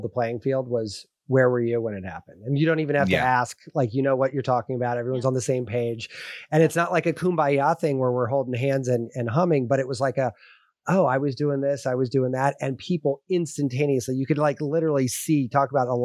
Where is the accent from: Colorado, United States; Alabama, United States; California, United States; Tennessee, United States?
California, United States; now in New York, United States; I grew up in California, so I got a lot of friends out there